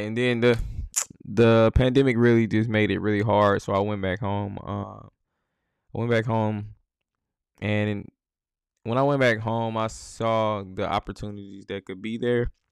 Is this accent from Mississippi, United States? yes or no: yes; Jackson, Mississippi, United States; growing up in Jackson, Mississippi